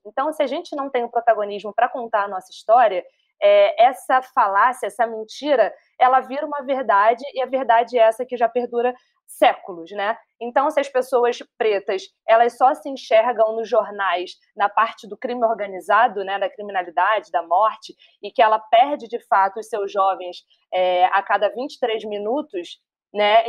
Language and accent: Portuguese; Rio de Janeiro, Brazil; sou carioca, suburbana